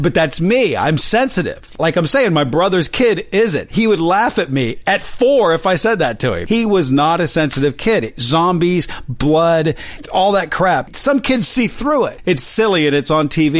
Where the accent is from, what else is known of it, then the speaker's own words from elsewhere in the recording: West Virginia, United States; now in Los Angeles, United States; I'm from West Virginia